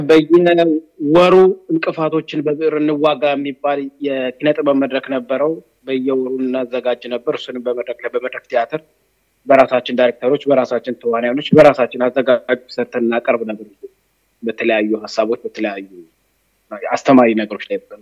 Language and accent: Amharic; Addis Ababa, Ethiopia; እኔ አዲስ አበባ ልጅ ነኝ። ገጠር አልኖርኩም።